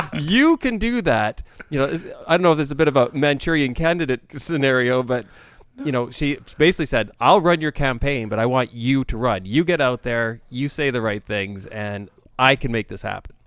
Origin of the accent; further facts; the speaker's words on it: Canada; as a Canadian